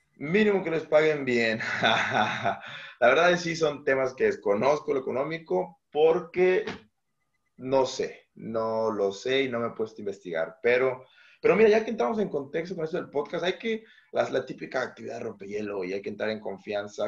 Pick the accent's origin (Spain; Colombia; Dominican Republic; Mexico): Mexico; Mazatlán, Sinaloa; also born or lived in Aguascalientes; Yo soy originario de Mazatlán, Sinaloa